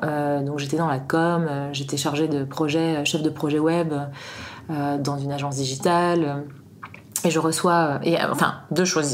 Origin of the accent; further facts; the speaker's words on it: Paris, Île-de-France, France; moved away as an adult; now in Annecy, France; Je suis à Annecy depuis euh, une dizaine d'années maintenant et euh, je viens de Paris. Euh, j'y ai beaucoup vécu